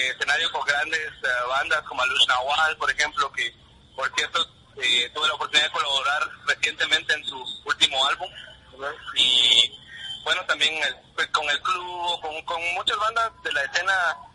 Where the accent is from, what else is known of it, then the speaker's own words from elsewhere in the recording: Huehuetenango, Guatemala; Huehuetenango, de Huehuetenango, la cabecera, ¿verdad? departamento de Huetenango